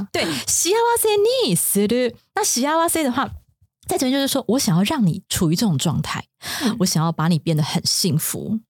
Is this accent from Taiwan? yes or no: yes; Taiwan; 我们台湾人的桌上可能比较少，但不是一定